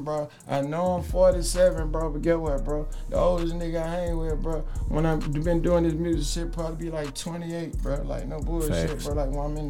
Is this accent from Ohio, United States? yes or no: no; College Park, Georgia, United States; I'm from College Park, nigga, south side of the fucking